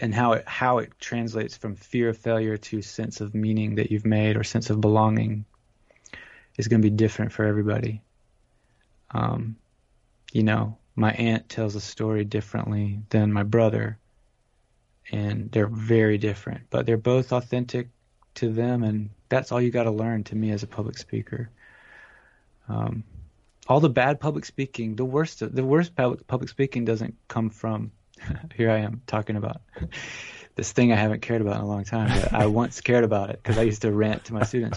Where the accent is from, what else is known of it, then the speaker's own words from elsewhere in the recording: Georgia, United States; also born or lived in Atlanta, Georgia; now in California, United States; growing up in Georgia